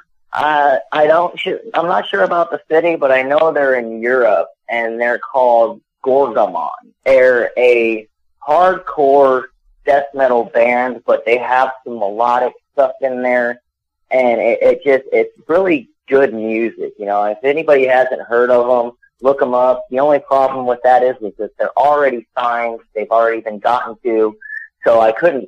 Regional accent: Arizona, United States; now in Lexington, United States; I'm originally from Arizona

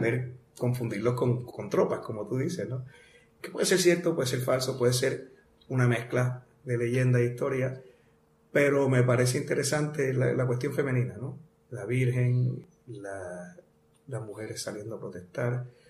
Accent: Bayamón, Puerto Rico; also born or lived in Arecibo; Yo soy de Bayamón. De Bayamón. Toda mi familia es de Arecibo. Ah, Papi, mami, este, mis abuelos, todos de Arecibo. Este, pero yo me nací y me crié en Ariametro

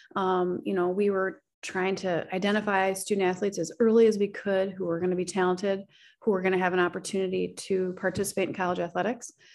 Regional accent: Oak Park, Illinois, United States; I grew up right outside of Chicago, um, in a community, Oak Park and River Forest

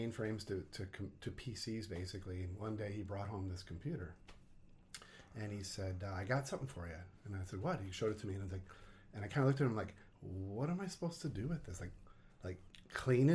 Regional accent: New Jersey, United States; moved away as an adult; also born or lived in Pennsylvania; now in Minnesota, United States; I grew up in New Jersey

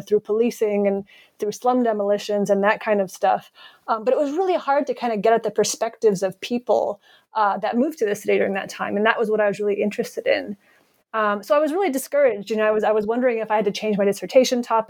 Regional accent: Providence, Rhode Island, United States; moved away as an adult; also born or lived in Ohio; I was born in Providence, Rhode Island, or rather I grew up there

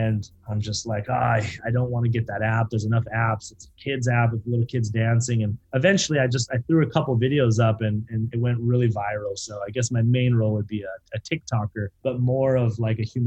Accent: Beaverlodge, Alberta, Canada; now in Irvine, United States; I grew up in a small town in Beaver Lodge, Alberta, Northern Alberta

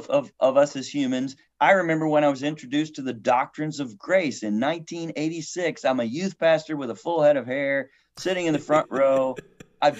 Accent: United States; I'm an American

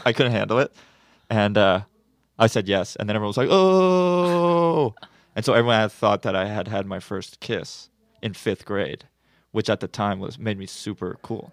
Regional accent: Santa Monica, California, United States; growing up in Santa Monica

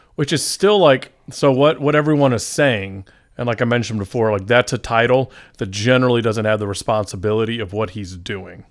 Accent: Atlanta, Georgia, United States; we're from Atlanta

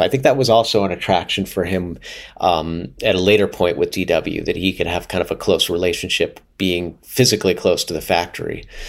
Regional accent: Pittsburgh, Pennsylvania, United States; I grew up in Pittsburgh, which is a pretty good hockey town

